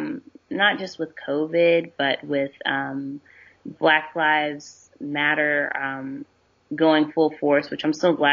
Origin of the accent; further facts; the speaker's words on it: Texas, United States; I'm from Texas.